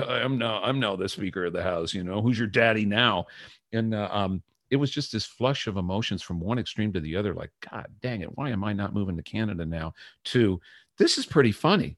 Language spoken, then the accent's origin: English; United States; as an American, a student of American history